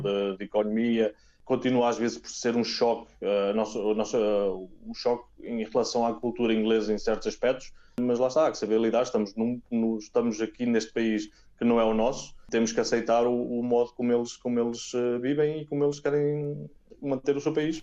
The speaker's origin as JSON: {"language": "Portuguese", "town": "Oliveira do Bairro", "region": "Aveiro District", "country": "Portugal", "also_born_or_lived": "Spain", "moved": "as an adult", "lives_now": "Nottingham, United Kingdom", "said": "sou da Oliveira de Barro, mas muito perto do, do mar em Aveiro"}